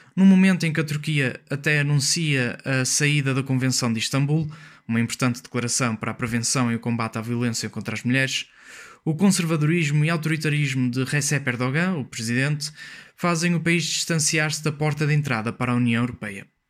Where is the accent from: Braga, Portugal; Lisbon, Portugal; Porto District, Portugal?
Porto District, Portugal; Maia; sou da Maia